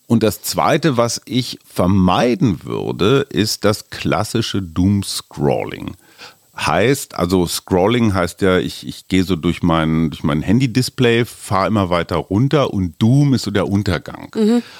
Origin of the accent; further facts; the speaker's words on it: Germany; für uns als Deutsche